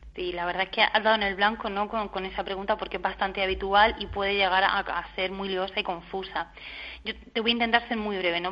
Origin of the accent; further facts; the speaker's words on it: Region of Murcia, Spain; soy de Murcia